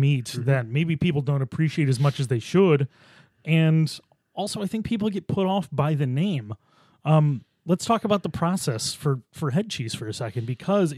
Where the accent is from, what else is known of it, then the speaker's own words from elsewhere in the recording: Buffalo, New York, United States; now in Rochester, United States; I grew up in Buffalo